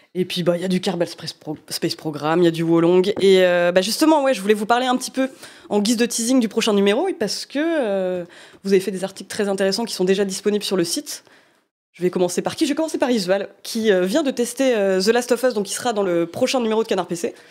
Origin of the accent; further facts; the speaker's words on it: Normandy, France; accent: Norman (cauchois); on m'a déjà fait remarquer que j'avais un accent normand parfois